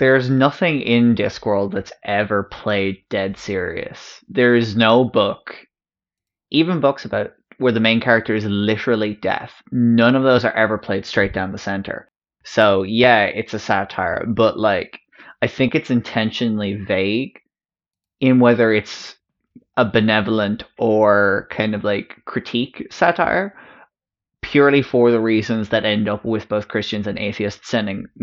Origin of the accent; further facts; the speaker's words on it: Westmeath, Leinster, Ireland; Being Irish, and specifically from Westmeath